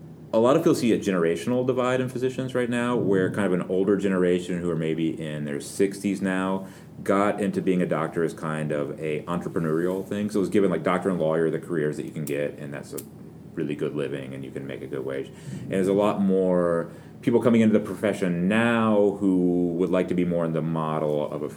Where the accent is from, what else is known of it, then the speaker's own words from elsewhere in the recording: the South, United States; I think about them as being Southern because I'm from the South